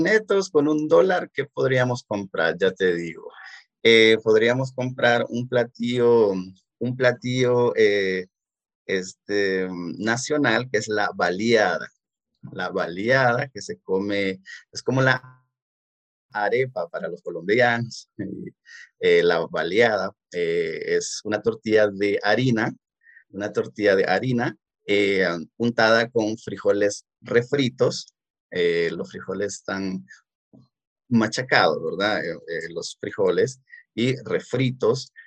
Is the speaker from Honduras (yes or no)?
yes; Danlí, El Paraíso, Honduras; yo vengo de, de la, la, ciudad de Danlí, que es un municipio del departamento de El Paraíso